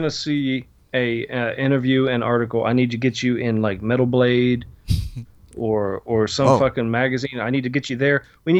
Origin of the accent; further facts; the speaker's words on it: Pennsylvania, United States; I was born and raised in Pennsylvania